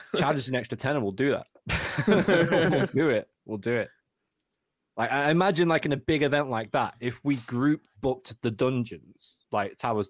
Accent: Manchester, North West England, United Kingdom

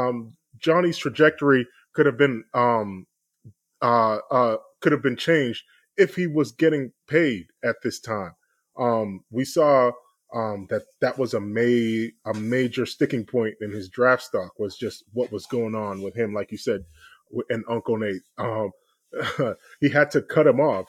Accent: Boston, Massachusetts, United States; I'm from Boston

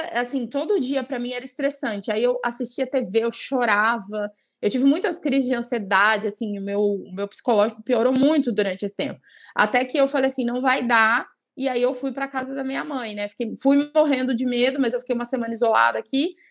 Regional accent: São Bernardo do Campo, São Paulo, Brazil; moved away as an adult; now in Cuiabá, Brazil; eu sou natural de São Paulo, de São Bernardo do Campo, e eu moro há sete anos já no Mato Grosso, em Cuiabá. Eu vim para cá fazer faculdade

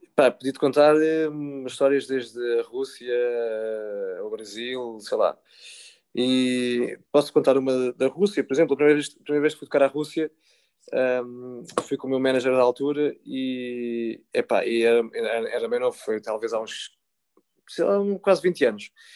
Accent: Portugal; no Rio Sado, que foi onde eu cresci

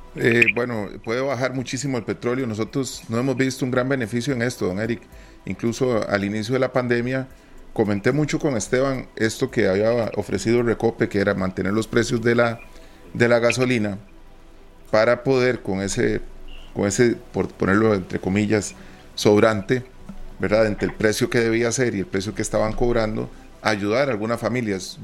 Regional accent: Costa Rica; nosotros como costarricenses

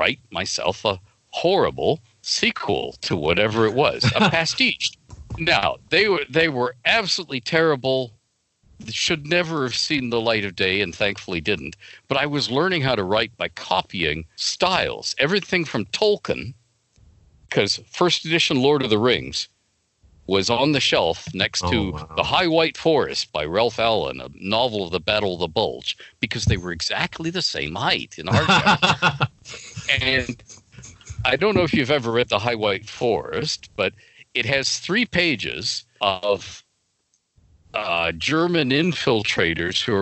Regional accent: Toronto, Ontario, Canada; I grew up in Don Mills

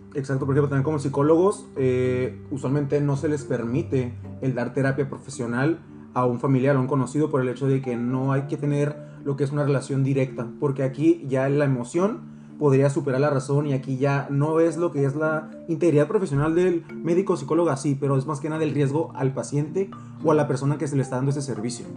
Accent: Valle de las Palmas, Baja California, Mexico; soy de Valle de las Palmas yo

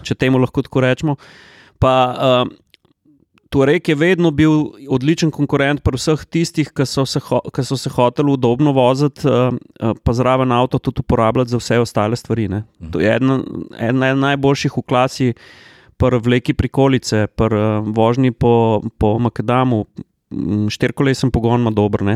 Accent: Slovenia; Slovenci smo

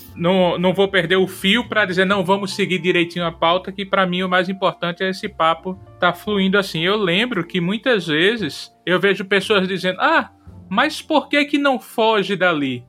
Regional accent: Rio Grande do Norte, Brazil; Eu sou do Rio Grande do Norte

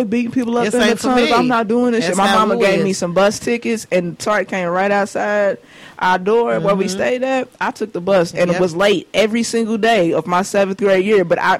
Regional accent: Louisville, Kentucky, United States; We grew up in Clarksdale because that's how close we was. It was like right there.

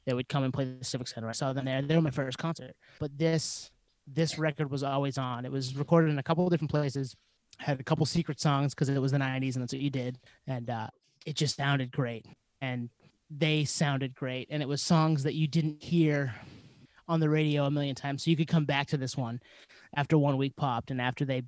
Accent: South Portland, Maine, United States; I grew up in South Portland with you guys

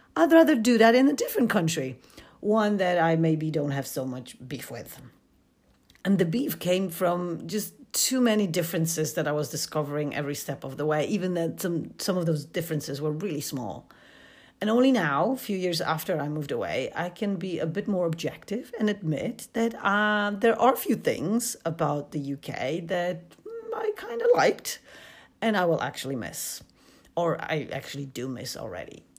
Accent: Poland; moved away as an adult; also born or lived in United Kingdom; I come from Poland

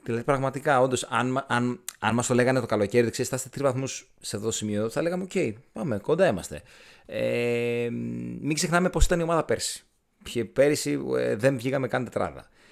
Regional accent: Aigeira, Western Greece, Greece; στο χωριό μου, στην Αιγύρα

